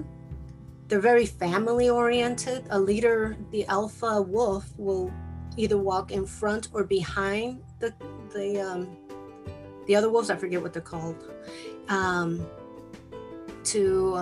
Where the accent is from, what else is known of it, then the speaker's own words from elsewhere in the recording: Chicago, Illinois, United States; first language Spanish; English is a second language; I was born and raised in Chicago, but my parents spoke Spanish, and that's all I knew